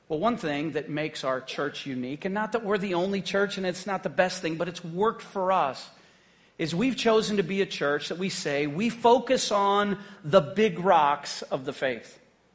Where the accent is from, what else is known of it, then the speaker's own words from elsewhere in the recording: Haiti; now in United States; When I grew up in Haiti on the mission field, all of us just kind of worked together.